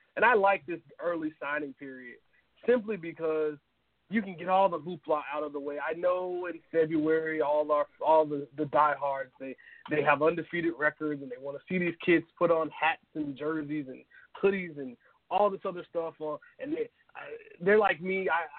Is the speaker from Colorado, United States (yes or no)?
no; Lakeland, Florida, United States; my hometown, Lakeland, Florida